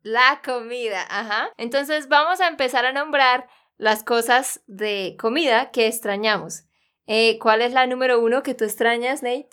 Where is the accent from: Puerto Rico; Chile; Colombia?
Colombia; Santander; also born or lived in United States; de Santander, Colombia